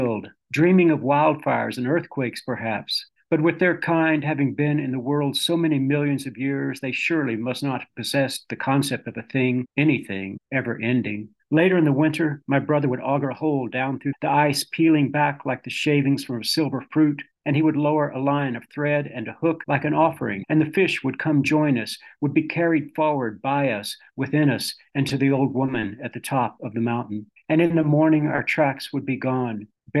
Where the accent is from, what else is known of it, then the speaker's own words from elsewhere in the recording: Texas, United States; moved away as an adult; also born or lived in Utah / Mississippi / Yaak Valley, Montana; now in Montana, United States; Growing up in Texas